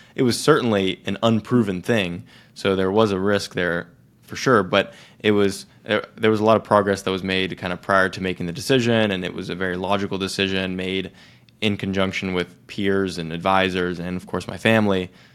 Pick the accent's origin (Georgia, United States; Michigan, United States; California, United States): California, United States; Silicon Valley; growing up in Silicon Valley